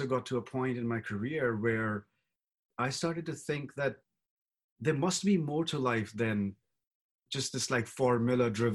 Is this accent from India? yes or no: yes; India; I grew up in India